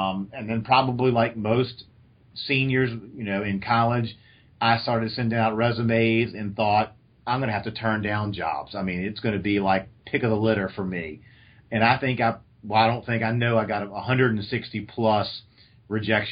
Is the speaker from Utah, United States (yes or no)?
no; Virginia, United States; I had always grown up in I grew up in Virginia